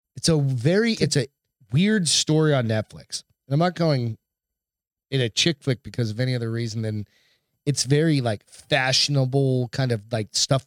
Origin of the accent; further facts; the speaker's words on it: Hampton, New Hampshire, United States; I grew up in Hampton, New Hampshire